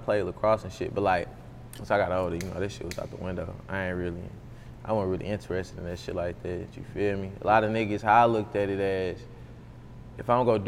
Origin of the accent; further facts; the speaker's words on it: St. Louis, Missouri, United States; also born or lived in Los Angeles; I'm coming from St. Louis